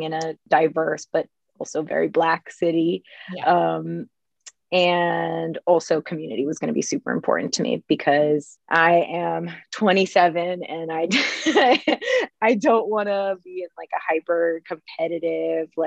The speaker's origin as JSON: {"language": "English", "town": "Manassas", "region": "Virginia", "country": "United States", "said": "I'm originally from Manassas, Virginia. It's a smaller town in Northern Virginia."}